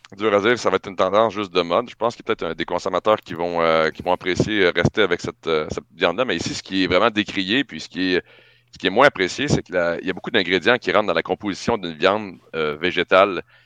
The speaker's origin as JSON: {"language": "French", "region": "Quebec", "country": "Canada"}